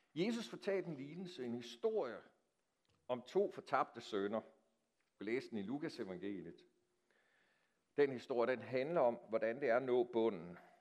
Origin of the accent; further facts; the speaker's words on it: Denmark; os som danskere